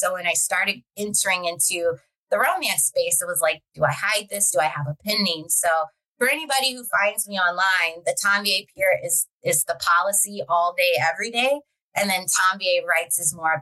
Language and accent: English; Baltimore, Maryland, United States; I'm from Baltimore